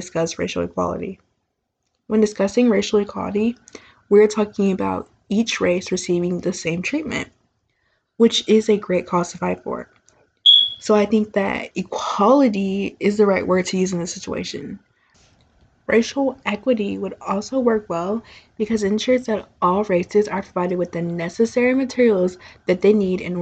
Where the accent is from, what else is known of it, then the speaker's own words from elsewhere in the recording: Texas, United States; I'm from Texas